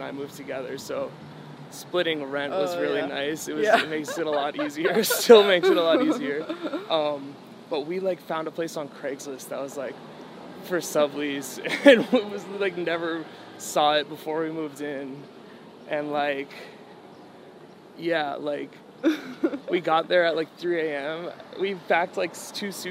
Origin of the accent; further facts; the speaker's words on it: New Hampshire, United States; I'm from New Hampshire. I didn't travel a lot as a kid